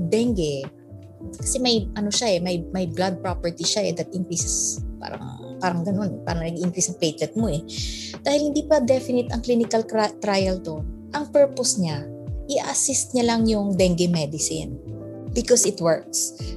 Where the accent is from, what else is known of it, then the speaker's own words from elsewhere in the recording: Ilonggo, Western Visayas, Philippines; moved away; Ilonggo kasi ako eh.